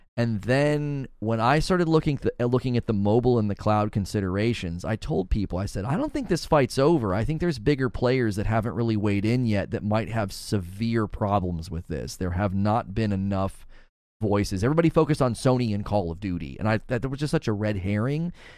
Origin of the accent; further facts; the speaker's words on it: United States; As an American